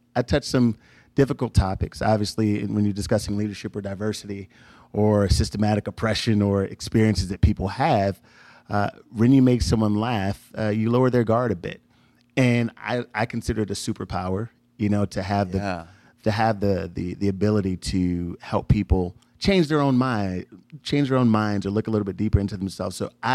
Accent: Chicago, Illinois, United States; now in Texas, United States; when I moved from Chicago to Texas, Southwest Texas. We did a road trip and he said, why are you leaving? Why do you want to go? And have me write an effort list. So every time I thought about coming back home

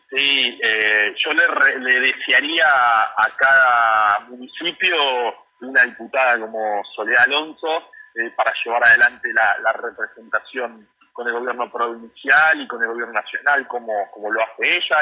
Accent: Lomas de Zamora, Buenos Aires Province, Argentina; soy de Conurbano y en particular de Loma de Zamora

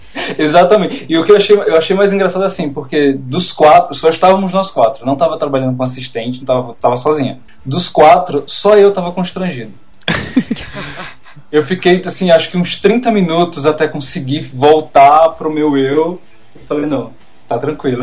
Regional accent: Maceió, Alagoas, Brazil; moved away as an adult; also born or lived in interior of São Paulo; now in São Paulo, Brazil; eu sou daqui do interior de São Paulo, mas eu fui para lá criança e acabei minha, passei minha adolescência inteira em Maceió. Então, eu sou um, um eu sou um nordestino pirata, mas nordestino

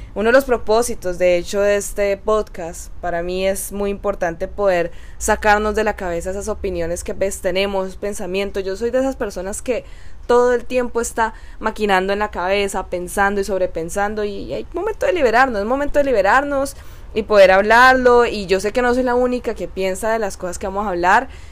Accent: Cali, Valle del Cauca, Colombia; soy colombiana, caleña de corazón

